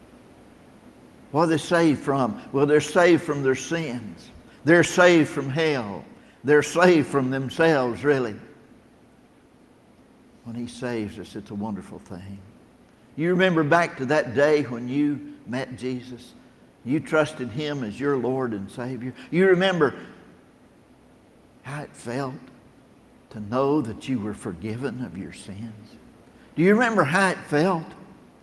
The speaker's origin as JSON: {"language": "English", "region": "Tennessee", "country": "United States", "also_born_or_lived": "Battle Creek, Michigan", "said": "I'm from Tennessee."}